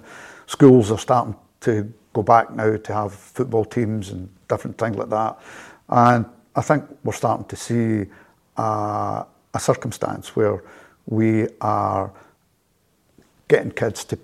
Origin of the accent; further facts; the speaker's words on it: Glasgow, Scotland, United Kingdom; also born or lived in Dundee; now in Helensburgh, United Kingdom; I grew up in Carmyle, just about maybe 2-3 miles from Celtic Park